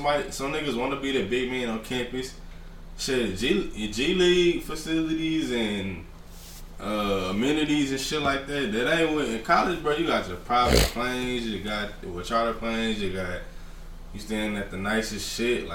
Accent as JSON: {"language": "English", "town": "Fort Worth", "region": "Texas", "country": "United States", "said": "I'm from Fort Worth"}